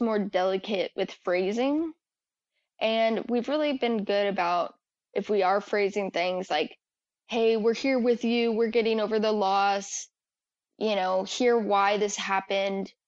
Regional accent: New Mexico, United States; moved away as an adult; now in Dallas, United States; I am from New Mexico

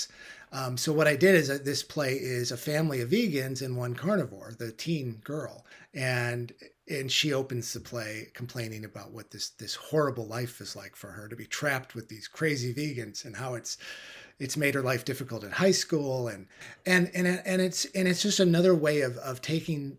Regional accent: Midwest, United States; I was raised in the Midwest, U.S.

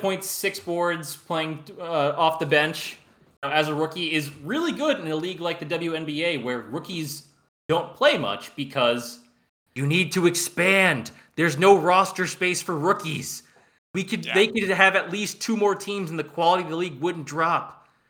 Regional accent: Orange County, New York, United States; born or raised there

